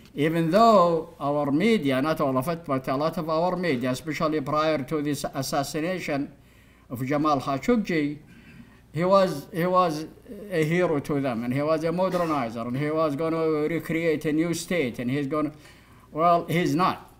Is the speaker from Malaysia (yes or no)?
no; Saudi Arabia; now in United States; when I was growing up in Saudi Arabia